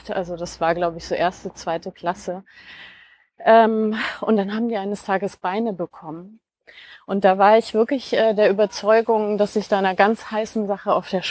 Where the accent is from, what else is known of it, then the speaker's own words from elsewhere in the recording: Bavaria, Germany; also born or lived in Cologne; Also wir sind äh, relativ bald dann nach äh, in die Nähe von Nürnberg gezogen. Und da bin ich im Wesentlichen aufgewachsen.